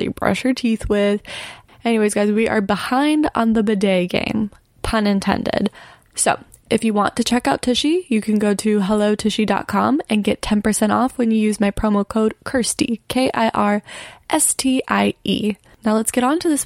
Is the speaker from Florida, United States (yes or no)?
yes; Florida, United States; now in California, United States; the Florida girl that moved to California